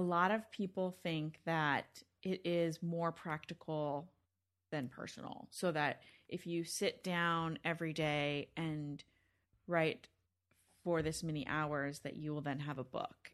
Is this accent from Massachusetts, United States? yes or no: no; Northern California, United States; now in Los Angeles, United States; I'm from Northern California